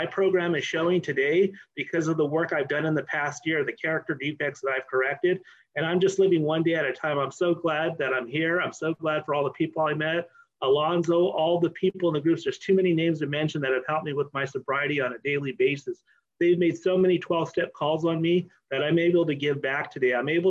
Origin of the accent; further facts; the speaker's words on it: Oxnard, California, United States; I'm an alcoholic from Oxnard